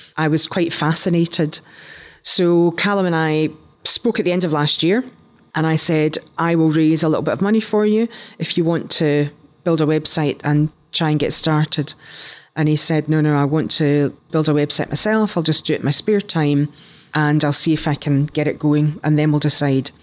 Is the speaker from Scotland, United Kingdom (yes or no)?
yes; Scotland, United Kingdom; accent: Scottish; moved away as an adult; also born or lived in London / United States